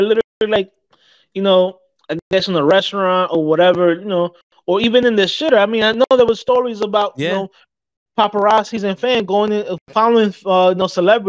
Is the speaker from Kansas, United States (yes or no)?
no; New York City, New York, United States; growing up in New York City, I've seen countless celebrities.